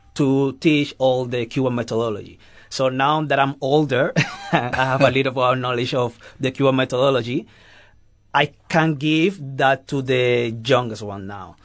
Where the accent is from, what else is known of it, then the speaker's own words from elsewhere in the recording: Cuba; English is a second language; also born or lived in Madrid, Spain; now in Johannesburg, South Africa; I come from Cuba, but uh, I'm living in Spain, in Madrid